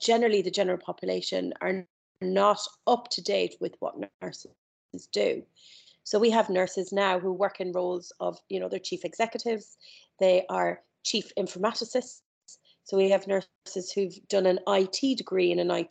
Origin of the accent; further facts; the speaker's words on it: Ireland; moved away as an adult; also born or lived in London; I grew up in Ireland, grew up in a very small town